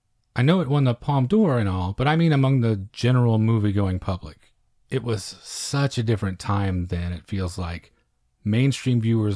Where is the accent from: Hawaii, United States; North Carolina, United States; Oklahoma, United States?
Oklahoma, United States; now in Texas, United States; I came to Texas from Oklahoma, so it's not that huge of a difference. I lived in the southwest part of Oklahoma, so I know scrub brush and red dirt and these foothills that surround everything.